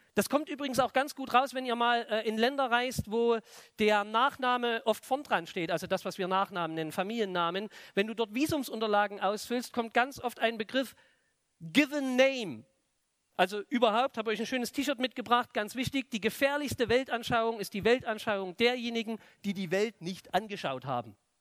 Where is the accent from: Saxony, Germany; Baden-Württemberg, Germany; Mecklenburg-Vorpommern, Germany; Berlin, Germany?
Saxony, Germany; Plauen; moved away; bei uns in der Stadt, in Plauen, im Vogtland, wo ich herkomme